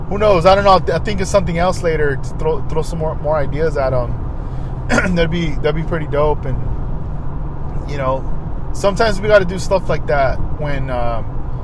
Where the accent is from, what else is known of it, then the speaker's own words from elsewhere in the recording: Oxnard, California, United States; also born or lived in Ventura / Los Angeles; growing up in Oxnard